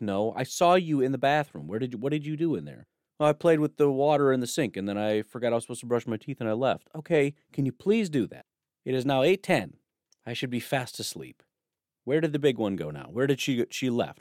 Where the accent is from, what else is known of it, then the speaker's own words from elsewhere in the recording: Illinois, United States; When I grew up in Illinois